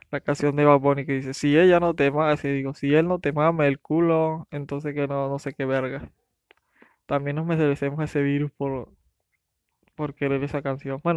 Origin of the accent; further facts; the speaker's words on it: Venezuela; pero es que estoy hablando de inmigración y soy venezolano, siempre me voy a Venezuela, a Venezuela